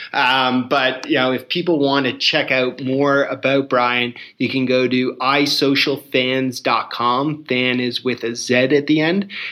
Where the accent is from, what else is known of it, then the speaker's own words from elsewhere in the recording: Canada; as a Canadian